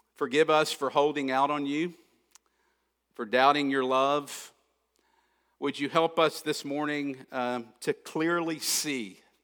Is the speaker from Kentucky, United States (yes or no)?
yes; Kentucky, United States; I grew up in Kentucky, so I love basketball, always have